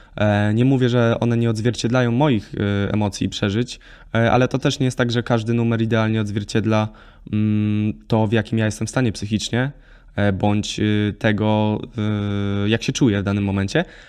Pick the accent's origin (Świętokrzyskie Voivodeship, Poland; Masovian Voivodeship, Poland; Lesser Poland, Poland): Lesser Poland, Poland; jestem ze wsi, gdzie nie było dla mnie problemu jeździć statą do lasu i, i szykować drewno na zimę